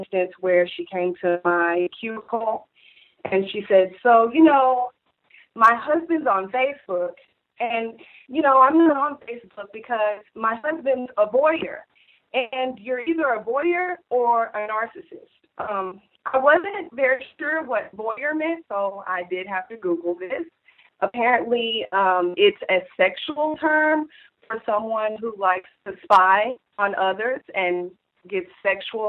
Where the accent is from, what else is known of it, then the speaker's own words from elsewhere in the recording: Houston, Texas, United States; I'm from Houston